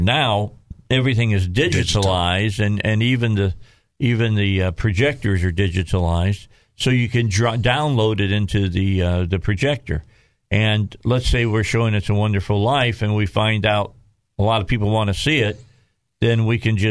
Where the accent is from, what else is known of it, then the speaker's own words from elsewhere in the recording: Indiana, United States; moved away; I'm from Indiana